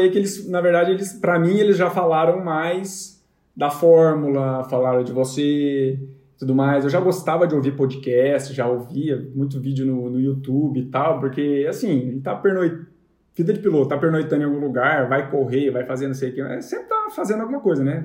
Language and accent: Portuguese; Londrina, Paraná, Brazil; a gente é de Londrina